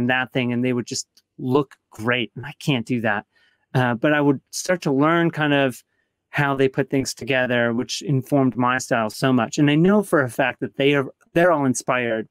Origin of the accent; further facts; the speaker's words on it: Grand Rapids, Michigan, United States; moved away; also born or lived in Atlanta; I grew up in Grand Rapids, Michigan